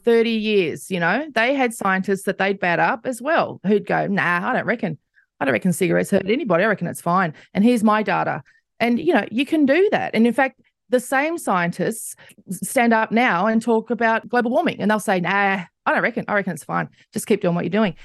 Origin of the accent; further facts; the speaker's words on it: Australia; as an Australian